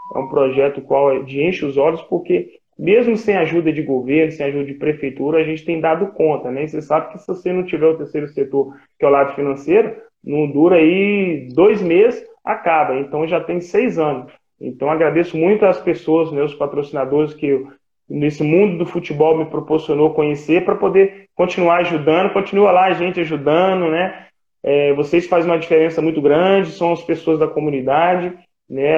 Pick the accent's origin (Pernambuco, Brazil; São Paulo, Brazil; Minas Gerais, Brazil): Minas Gerais, Brazil; Ipatinga; moved away; also born or lived in Nova Venécia, Espírito Santo; eu sou de Nova Venécia, Espírito Santo, mas fui criado em Ipatinga